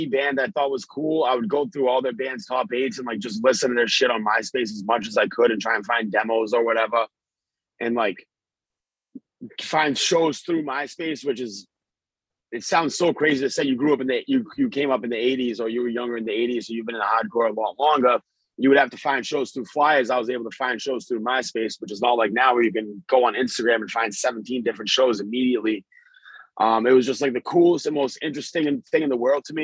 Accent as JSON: {"language": "English", "town": "Billerica", "region": "Massachusetts", "country": "United States", "tie": "born or raised there", "said": "local hardcore shows in my hometown of that in Billerica, Mass"}